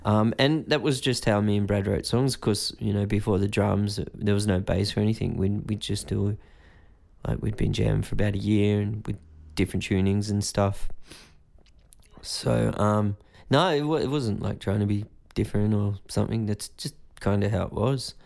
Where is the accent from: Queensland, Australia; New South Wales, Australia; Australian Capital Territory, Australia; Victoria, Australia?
New South Wales, Australia; Greystanes; In a place called Greystanes, which is kinda in between Blacktown and Balkham Hills, kinda suburban.